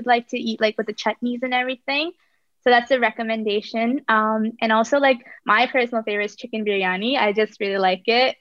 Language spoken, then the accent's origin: English; Bradford, Ontario, Canada; also born or lived in Kerala, India / Kingston, Ontario; my hometown is Bradford, Ontario, which is like a little outside of GTA